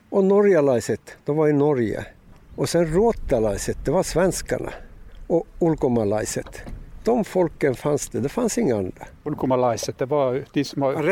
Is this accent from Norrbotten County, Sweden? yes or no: yes; Karesuando, Norrbotten County, Sweden; Han visste att jag kom från Karesuando, jag var i Kiruna.